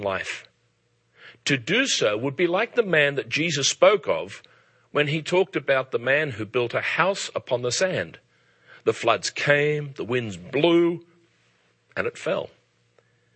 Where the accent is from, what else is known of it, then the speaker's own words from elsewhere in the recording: Australia; now in England, United Kingdom; As an Australian living in England